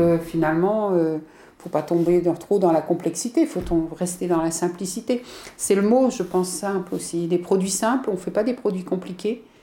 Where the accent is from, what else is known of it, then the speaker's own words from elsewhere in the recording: Brittany, France; en tant que breton